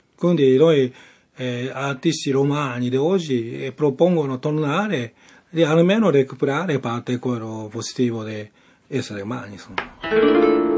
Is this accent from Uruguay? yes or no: no; Japan; Italian is a second language; now in Rome, Italy; io sono giapponese, però sono artista romani